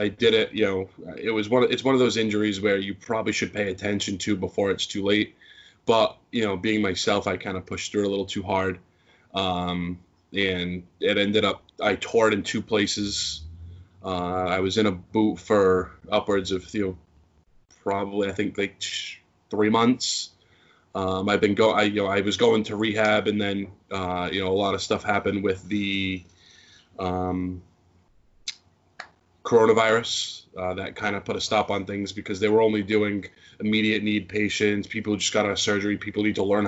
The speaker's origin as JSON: {"language": "English", "town": "Fall River", "region": "Massachusetts", "country": "United States", "tie": "born or raised there", "said": "I grew up in Fall River."}